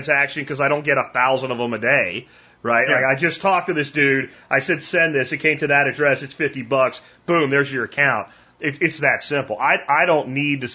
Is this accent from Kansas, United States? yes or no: no; Pennsylvania, United States; moved away; I'm from Pennsylvania